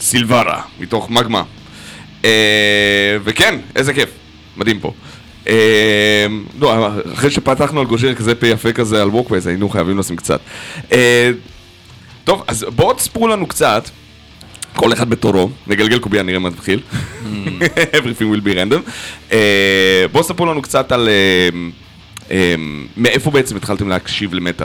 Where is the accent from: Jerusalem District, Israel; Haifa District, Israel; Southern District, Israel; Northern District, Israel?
Northern District, Israel; Nahariya; אני מנהריה, לא מהקריות